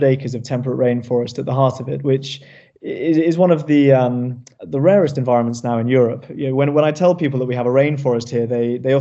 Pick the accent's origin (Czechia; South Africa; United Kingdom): United Kingdom; Cornwall, South West England; growing up here.